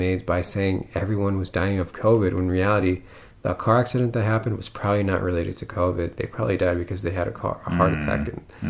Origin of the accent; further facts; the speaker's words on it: United States; The thing about being an American